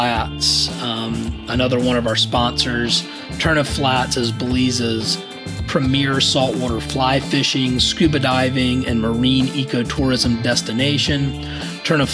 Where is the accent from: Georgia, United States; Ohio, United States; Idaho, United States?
Georgia, United States; Savannah; I grew up in Savannah, Georgia, and, grew up fishing